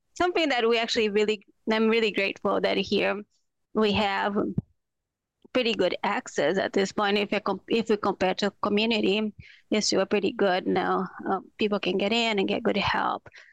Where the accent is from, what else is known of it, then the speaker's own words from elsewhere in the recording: Brazil; moved away as an adult; now in Minnesota, United States; I'm from Brazil. So when I came to the U S for the first time